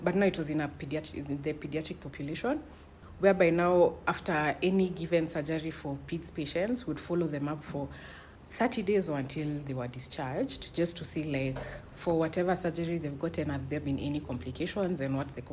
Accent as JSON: {"language": "English", "region": "Nairobi", "country": "Kenya", "lives_now": "Kijabe, Kenya", "said": "I come from Nairobi"}